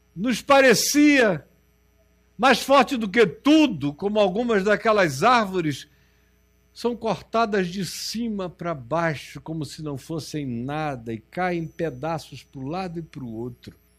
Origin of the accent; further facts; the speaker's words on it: Amazonas, Brazil; also born or lived in Rio de Janeiro; Eu sou do Amazonas